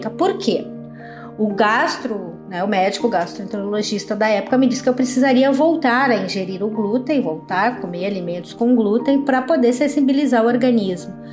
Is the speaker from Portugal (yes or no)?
no; Porto Alegre, Rio Grande do Sul, Brazil; now in Santa Maria, Brazil; tenho 52 anos, sou de Porto Alegre, mas estou morando atualmente em Santa Maria, na região central do Rio Grande do Sul.